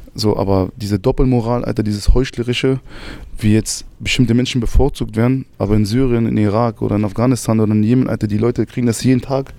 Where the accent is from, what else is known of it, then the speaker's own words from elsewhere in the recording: Berlin, Germany; Ich bin in Berlin geboren und aufgewachsen.